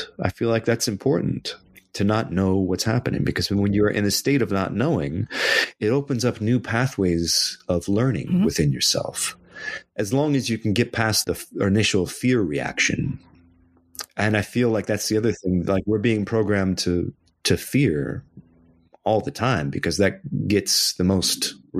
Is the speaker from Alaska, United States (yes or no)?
yes; Anchorage, Alaska, United States; So yeah, I was born in Anchorage. And when you play in the middle of winter in Anchorage, it gets really dark really quick.